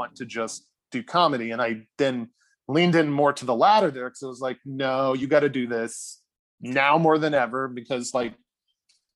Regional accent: Charleston, South Carolina, United States; moved away; I'm from Charleston originally

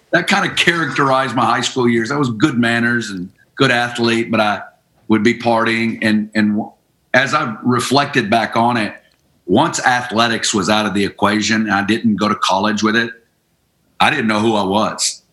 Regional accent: Northwest Arkansas, United States; moved away as an adult; also born or lived in Kansas City; I'm originally from Northwest Arkansas, and you know, I grew up good family

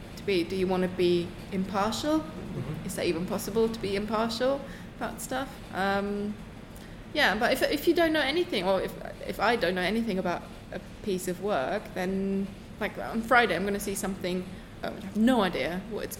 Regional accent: eastern Germany, Germany; English is a second language; moved away as an adult; also born or lived in Düsseldorf, Germany; now in United Kingdom; I grew up in Eastern Germany originally

